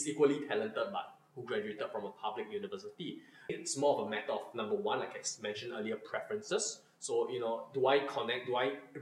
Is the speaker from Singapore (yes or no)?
yes; Singapore; being a Singaporean and being born in Singapore